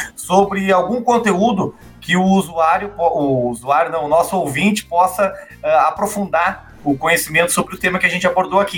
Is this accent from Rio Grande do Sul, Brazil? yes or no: yes; Gravataí, Rio Grande do Sul, Brazil; lá na minha cidade, Gravataí, minha cidade natal